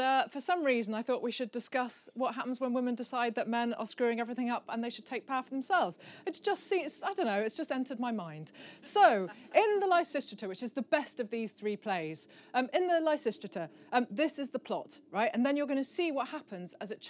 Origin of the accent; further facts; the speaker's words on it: Midlands, United Kingdom; I'm from the Midlands, so I'm pikey and I say it wrong